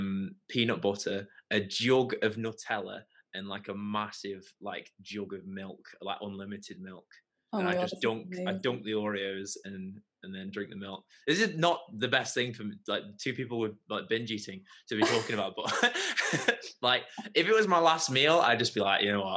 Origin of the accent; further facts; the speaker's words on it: Leek, West Midlands, United Kingdom; now in Stoke, United Kingdom; I now actually live in Stoke, but I grew up in Leek. I have a weird, my accent isn't quite like a Stokey or Leaky accent because I went to uni at Durham University